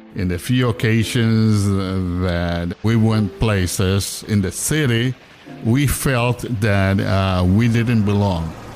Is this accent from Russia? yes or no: no; Ponce, Puerto Rico; also born or lived in San Juan; I was coming from Ponce to San Juan, so I was crossing the island